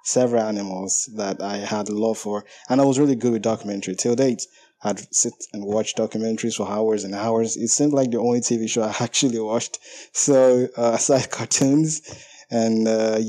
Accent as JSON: {"language": "English", "country": "Nigeria", "said": "I'm from Nigeria"}